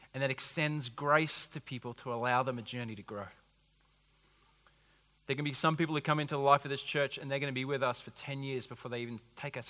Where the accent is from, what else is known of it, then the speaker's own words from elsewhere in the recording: United States; I'm an American